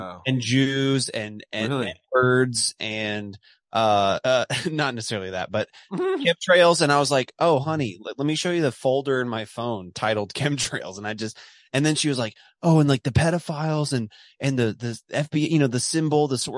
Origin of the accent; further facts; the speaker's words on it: Dallas, Texas, United States; now in Texas panhandle, United States; I'm from Dallas. I'm from Dallas.